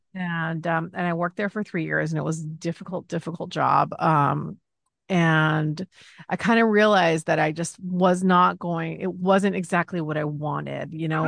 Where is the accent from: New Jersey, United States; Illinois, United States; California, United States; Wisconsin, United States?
California, United States; Los Angeles; also born or lived in Chicago; I grew up in Los Angeles